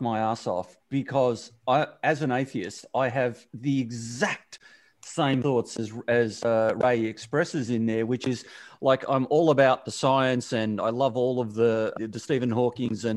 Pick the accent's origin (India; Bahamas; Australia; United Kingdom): Australia; my teen years as a Aussie male coming into adulthood